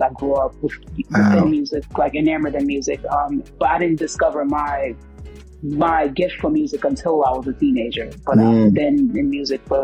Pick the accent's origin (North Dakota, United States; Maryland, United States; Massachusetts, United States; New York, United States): New York, United States; New York City; I'm originally from Brooklyn.